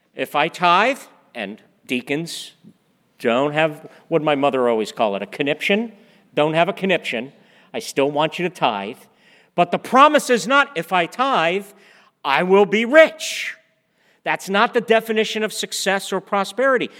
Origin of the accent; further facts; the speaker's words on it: East Coast, United States; also born or lived in Oklahoma; We're from the East Coast. We had lived in the Northeast.